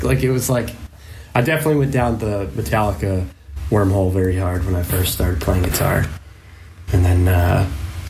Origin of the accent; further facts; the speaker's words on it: Maine, United States; the area that I grew up in Maine